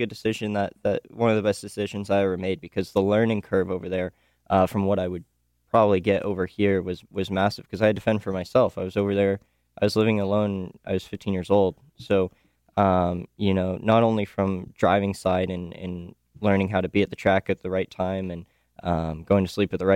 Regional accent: Los Angeles, California, United States; I'm originally from Los Angeles

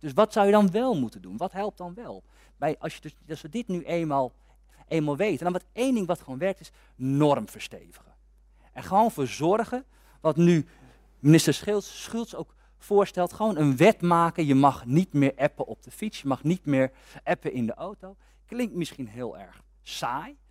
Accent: Amersfoort, Utrecht, Netherlands; Ik kom uit Amersfoort. En bij ons in Amersfoort

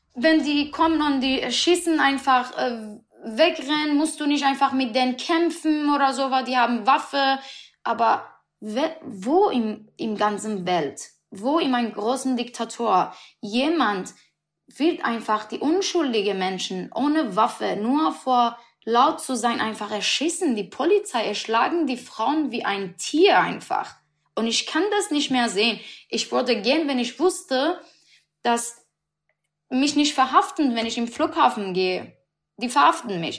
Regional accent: Iran; German is a second language; moved away as an adult; now in Berlin, Germany; weil ich habe mein Land gelassen. Nach sechs Jahren, ich bin in Depression, weil ich kann nicht mein Land sehen.

